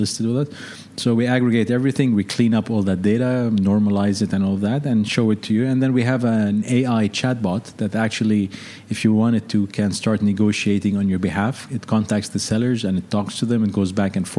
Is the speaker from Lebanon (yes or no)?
yes; Lebanon; moved away as an adult; also born or lived in London / Seattle; So I'm Lebanese. Originally grew up in Lebanon.